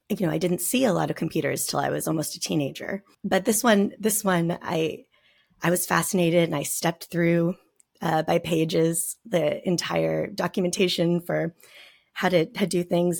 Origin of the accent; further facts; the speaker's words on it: Nogales, Arizona, United States; I lived in Nogales, Arizona